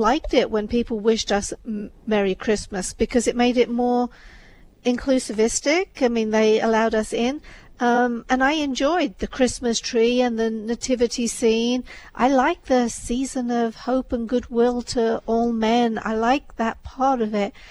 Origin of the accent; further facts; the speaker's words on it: England, United Kingdom; moved away; I was brought up in England at a time where there wasn't the same separation of church and state